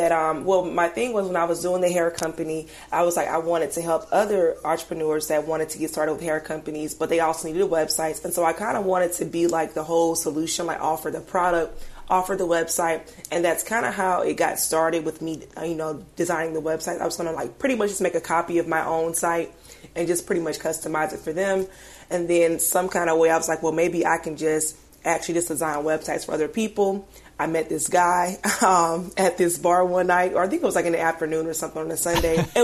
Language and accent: English; United States; moved away as an adult; now in Atlanta, United States; I'm not from Atlanta. I'm, I'm from a smaller town, like maybe three hours away from here.